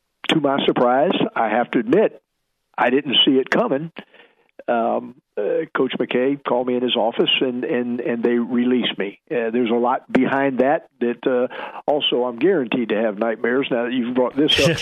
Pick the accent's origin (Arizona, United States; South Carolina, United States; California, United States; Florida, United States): Florida, United States; Tampa; I grew up in Tampa, played at Plant High School